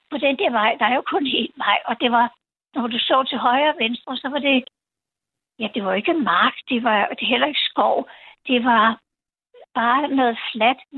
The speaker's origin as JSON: {"language": "Danish", "town": "Copenhagen", "region": "Capital Region of Denmark", "country": "Denmark", "said": "hvor jeg kommer fra, og Danmark og København"}